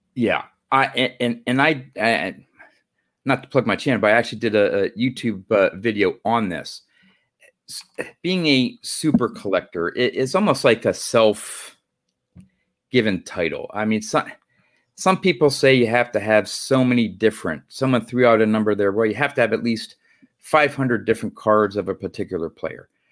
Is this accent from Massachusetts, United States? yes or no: no; Pennsylvania, United States; I'm from Pennsylvania.